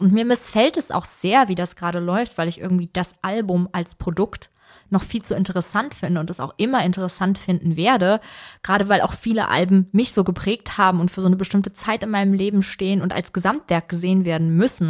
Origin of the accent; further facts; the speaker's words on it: Vellmar, Hesse, Germany; ich komme nämlich eigentlich ja gar nicht per se aus Kassel, sondern ich bin ja in Felmer aufgewachsen